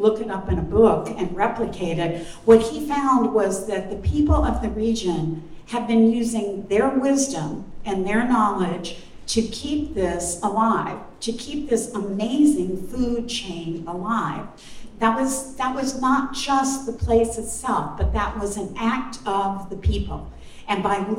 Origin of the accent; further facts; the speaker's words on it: Louisville, Kentucky, United States; also born or lived in Corbin, Kentucky; I was born in Corbin. I grew up in Louisville